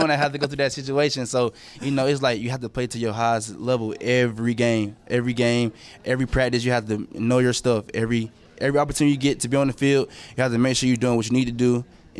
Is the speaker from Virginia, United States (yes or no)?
no; Atlanta, Georgia, United States; moved away as an adult; also born or lived in Decatur, Georgia / Lovejoy, Georgia; now in Buffalo, United States; Well, I grew up in Atlanta, Georgia. I mean, I went to Lovejoy my senior year, so, like, I'm not really from Lovejoy. I'm from more so Decatur.